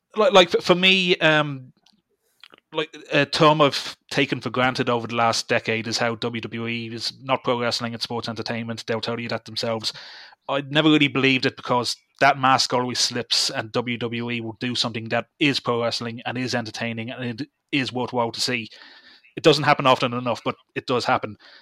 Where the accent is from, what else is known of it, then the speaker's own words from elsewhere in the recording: Dublin, Leinster, Ireland; I'm from Dublin